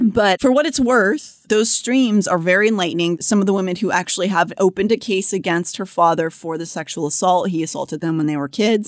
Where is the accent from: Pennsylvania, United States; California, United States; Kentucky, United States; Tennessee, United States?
Pennsylvania, United States; Pittsburgh; moved away; growing up in Pittsburgh